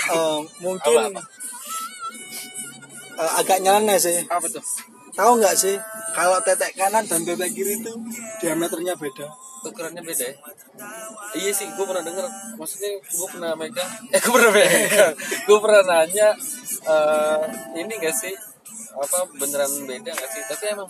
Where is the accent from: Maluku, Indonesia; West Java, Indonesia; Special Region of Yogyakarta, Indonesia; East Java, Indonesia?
Maluku, Indonesia; Ambon; Saya Ambon.